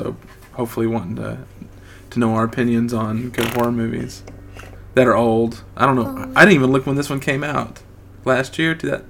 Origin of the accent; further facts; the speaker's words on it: Texas, United States; accent: southern; That's my southern, we're from Texas